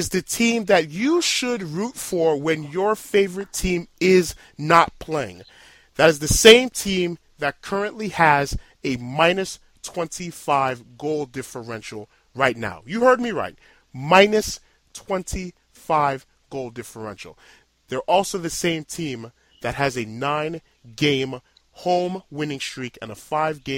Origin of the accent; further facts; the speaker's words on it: New York City, New York, United States; as a kid born and raised in Brooklyn, New York